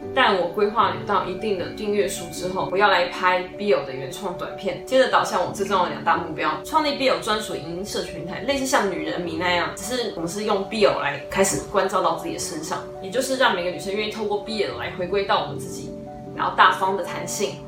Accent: Taichung, Taiwan; 我其实非常热爱土生土长的台中，台湾这块土地

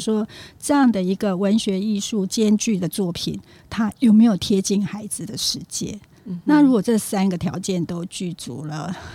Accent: Taiwan; also born or lived in Japan; 我是在台湾长大，然后大学毕业以后我就到日本去留学

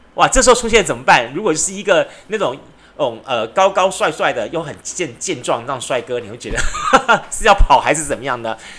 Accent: Taiwan; 不管是在我们台湾的，像台南的、高雄的

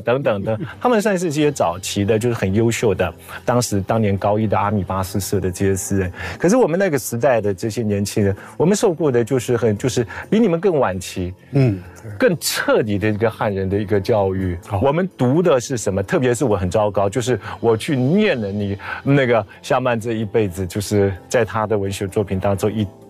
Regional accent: Taiwan; moved away; 我回台湾， 到东华大学教书

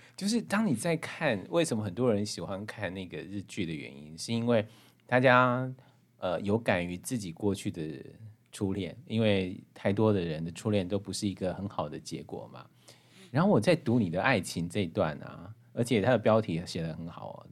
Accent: Hualien County, Taiwan; 讲白灯塔跟我们花莲的这样的一个故事关系

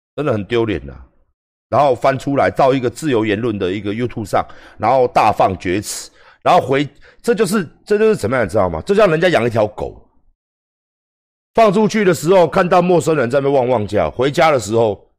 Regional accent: Taiwan; 我们台湾人

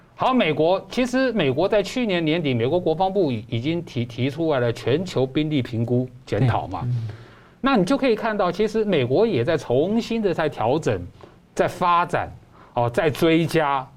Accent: Taiwan; 我们台湾人民

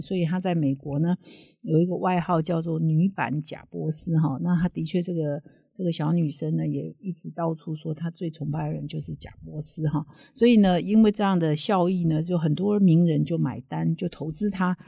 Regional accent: Taiwan; 我们台湾人非常熟悉的名校

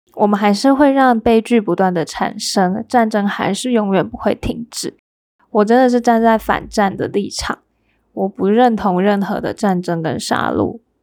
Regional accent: Taiwan; 知道台湾有这个省级对立。我知道，嗯，我父亲那一辈也是，他们就是有点不喜欢外省人。

